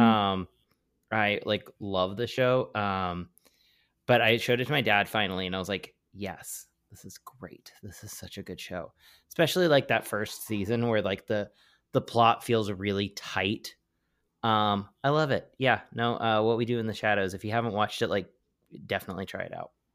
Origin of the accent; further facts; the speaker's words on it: California, United States; also born or lived in Oklahoma; I was born in California